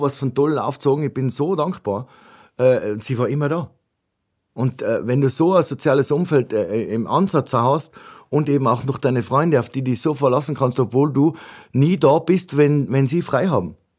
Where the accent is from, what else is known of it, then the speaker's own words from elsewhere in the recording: Ötz, Tyrol, Austria; meine Mutter äh, äh mich besucht hat, äh, äh bei uns in Ötz